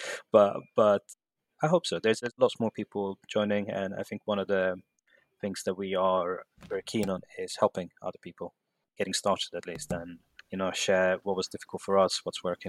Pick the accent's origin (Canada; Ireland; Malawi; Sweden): Sweden; moved away as an adult; now in London, United Kingdom; I'm in London at the moment, and but I'm actually born and raised in Sweden